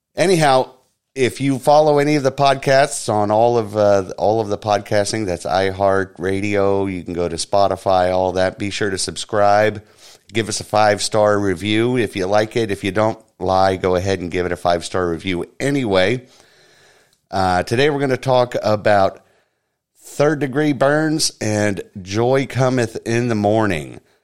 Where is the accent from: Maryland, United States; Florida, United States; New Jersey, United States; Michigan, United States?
Florida, United States; Orlando; I'm born and raised here in Orlando, Florida